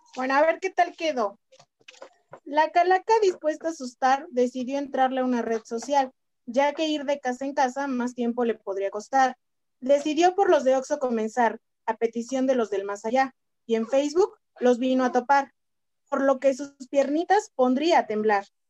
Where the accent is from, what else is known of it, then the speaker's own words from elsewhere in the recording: Mexico; como buenos mexicanos